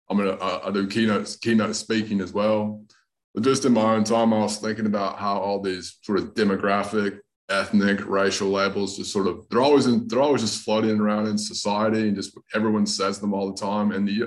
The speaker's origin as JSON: {"language": "English", "region": "North Carolina", "country": "United States", "also_born_or_lived": "Australia", "accent": "hybrid Southern Australian", "said": "So I'm uh, from I'm from North Carolina, but most people, most of the comics know I got a bit of an accent. So I lived in Australia for a long time, about, about 12 years."}